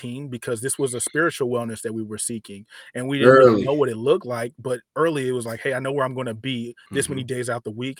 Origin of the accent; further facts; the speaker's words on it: Sacramento, California, United States; I'm from Sacramento, Southside Sacramento, born and raised